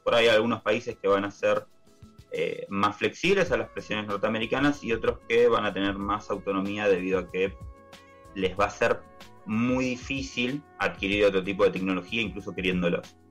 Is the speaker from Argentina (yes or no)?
yes; Argentina